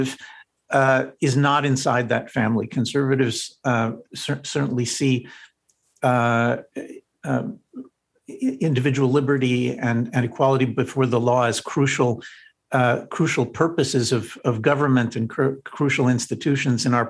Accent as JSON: {"language": "English", "region": "New Jersey", "country": "United States", "tie": "born or raised there", "said": "I studied in high school growing up in New Jersey"}